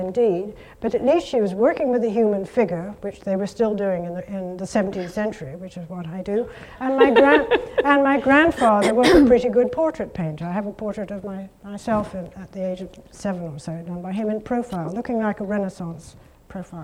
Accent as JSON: {"language": "English", "country": "United Kingdom", "said": "I'm so British"}